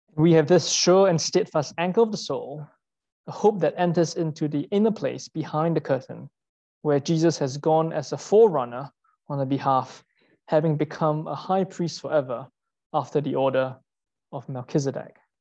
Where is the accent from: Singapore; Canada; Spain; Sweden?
Singapore; moved away as an adult; now in London, United Kingdom; I'm Singaporean